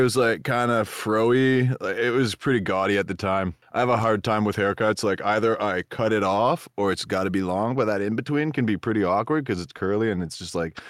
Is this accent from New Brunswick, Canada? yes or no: yes; New Brunswick, Canada; I'm from New Brunswick, which is it's a great place. I love it. There's all kinds of people there. It's a small province with small towns and small mines.